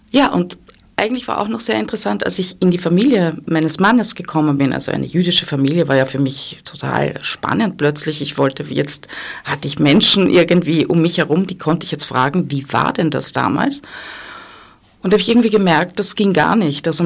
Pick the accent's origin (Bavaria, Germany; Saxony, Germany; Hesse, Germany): Hesse, Germany; Dillenburg; Ich bin in Deutschland aufgewachsen, ich bin in Dillenburg geboren. Das ist wahrscheinlich ein kleiner Ort.